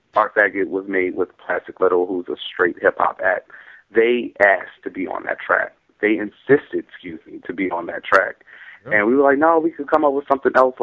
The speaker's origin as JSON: {"language": "English", "town": "Philadelphia", "region": "Pennsylvania", "country": "United States"}